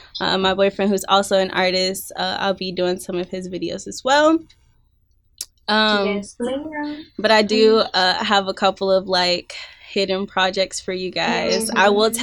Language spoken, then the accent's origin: English; Detroit, Michigan, United States; moved away as an adult; also born or lived in Scottsdale, Arizona; now in Nashville, United States; I am originally from Detroit, you know. I moved to Nashville about 7-8 years ago. It's a wishy-washy for me. I used to live in Scottsdale, Arizona for like a year and a half.